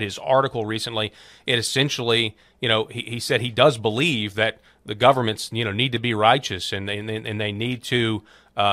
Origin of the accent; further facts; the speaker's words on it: Arkansas, United States; my home state of Arkansas